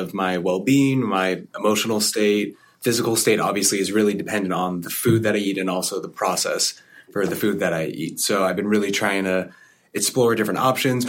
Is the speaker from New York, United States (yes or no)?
no; California, United States; as a Californian